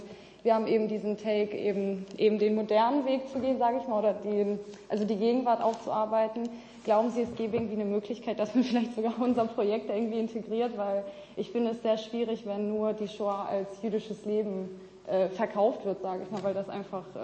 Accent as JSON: {"language": "German", "region": "Hamburg", "country": "Germany", "said": "Äh, ich komme aus Hamburg"}